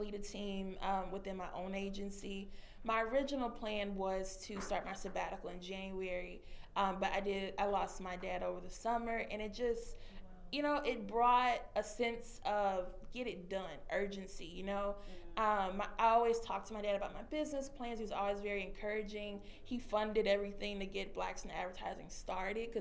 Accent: Texas, United States; moved away as an adult; now in Chicago, United States; Next year, I'll be moving to Texas. I'm going to go to my hometown

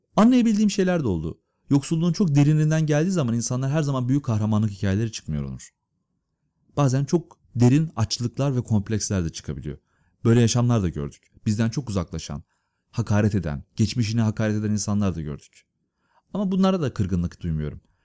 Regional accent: Istanbul, Turkey; Ben Gültepe diye bir mahallede büyüdüm İstanbul'da

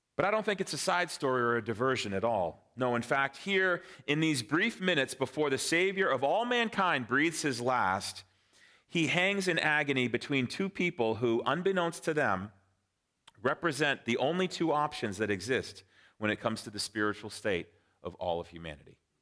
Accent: Framingham, Massachusetts, United States; moved away as an adult; also born or lived in Lilongwe, Malawi / Vienna, Austria / Cape Cod, Massachusetts; my wife and I grew up in Framingham, Sudbury. So we are Massachusetts natives

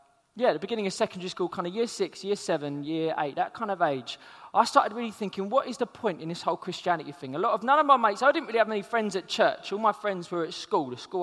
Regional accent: London, United Kingdom; I'm from South London

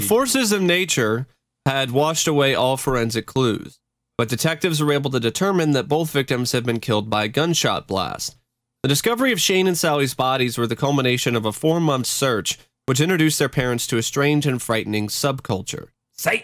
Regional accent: Tigard, Oregon, United States; also born or lived in Honolulu, Hawaii; went over to my grandmother's house in uh, Portland, uh, the Tigard, Oregon area. That's pretty much my home uh, town. That's that's and that's pretty much the house that I grew up

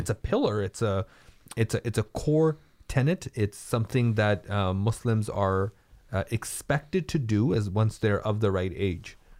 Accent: Canada; we as Canadian

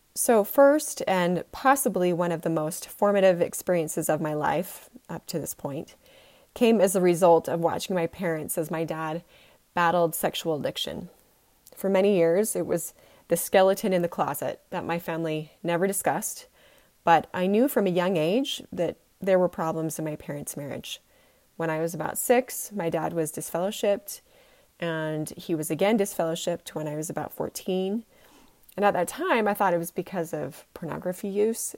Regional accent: Utah, United States; I was born and bred in Utah

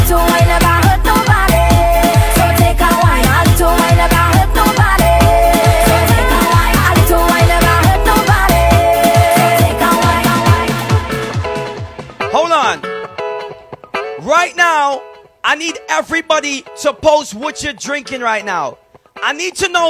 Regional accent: Bahamas; I hail all the way from the Bahamas

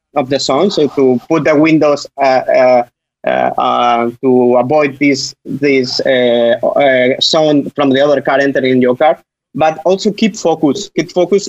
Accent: Spain; English is a second language; I'm from Spain

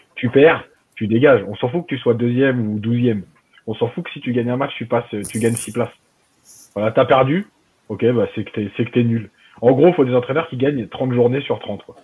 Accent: Algeria; chez nous en Algérie

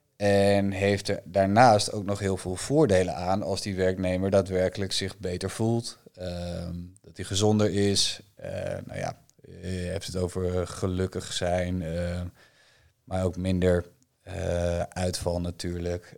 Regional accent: Bakkeveen, Friesland, Netherlands; mijn, mijn geboortedorp

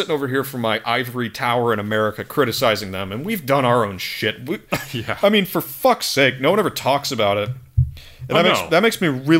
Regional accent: Chicago, Illinois, United States; I'm from Illinois, Chicago.

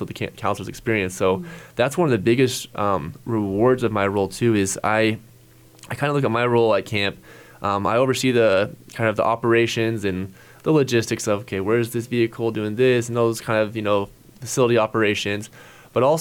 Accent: Hays, Kansas, United States; still live in Hayes, my hometown

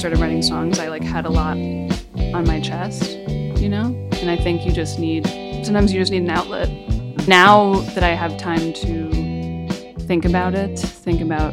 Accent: Chicago, Illinois, United States; I'm from Chicago, and I have a band called ….

